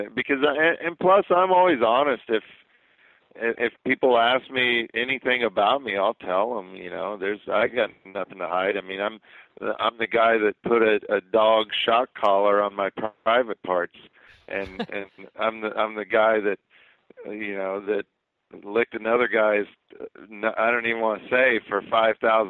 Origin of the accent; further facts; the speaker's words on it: Midwest, United States; I'm from the Midwest